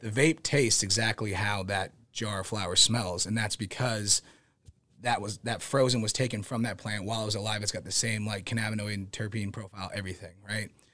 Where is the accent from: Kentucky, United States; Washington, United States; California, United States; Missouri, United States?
Missouri, United States; Kansas City; moved away as an adult; also born or lived in Overland Park, Kansas / Pennsylvania / Las Vegas / Oregon; so I grew up in Kansas City.